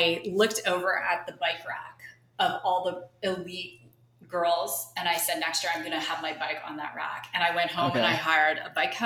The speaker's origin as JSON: {"language": "English", "area": "just outside of Toronto", "region": "Ontario", "country": "Canada", "tie": "born or raised there", "moved": "as an adult", "lives_now": "Arizona, United States", "said": "I'm originally from Canada. Okay. So just outside of Toronto"}